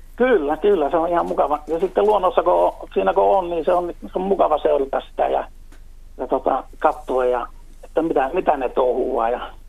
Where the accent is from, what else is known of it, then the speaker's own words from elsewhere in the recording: Utajärvi, North Ostrobothnia, Finland; now in Oulu, Finland; Oulussa asun, mutta Utajärveltä kotosi